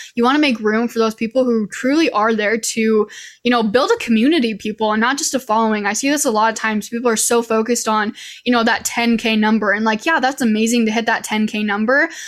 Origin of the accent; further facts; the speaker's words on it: Idaho, United States; moved away as an adult; now in Utah, United States; I'm originally from Idaho. That's where I was born and raised, and I'm currently living in Utah